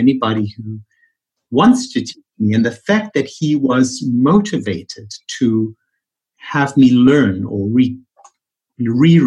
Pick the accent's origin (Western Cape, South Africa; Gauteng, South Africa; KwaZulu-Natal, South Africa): Gauteng, South Africa; Johannesburg; moved away as an adult; also born or lived in New York City; now in Bethesda, United States; born and raised in Johannesburg, South Africa, which is where my funny accent comes from.